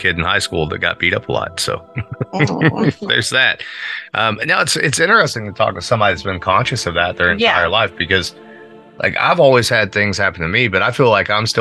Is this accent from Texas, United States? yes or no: no; Pekin, Indiana, United States; growing up in Pekin